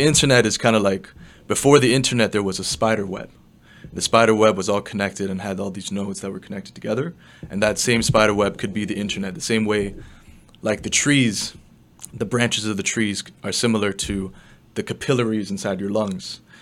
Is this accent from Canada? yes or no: yes; Toronto, Ontario, Canada; also born or lived in China; grew up in the west end of Toronto